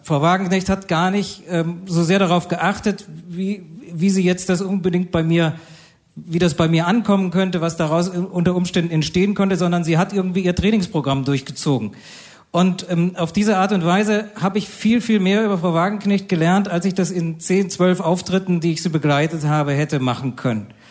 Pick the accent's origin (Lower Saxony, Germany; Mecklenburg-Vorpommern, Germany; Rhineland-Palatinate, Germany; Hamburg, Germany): Rhineland-Palatinate, Germany; Bad Kreuznach; in meinem Heimatort Bad Kreuznach